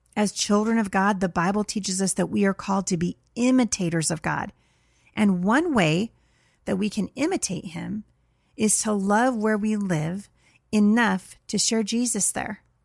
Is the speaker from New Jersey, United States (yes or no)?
no; Portland, Oregon, United States; I'm from Portland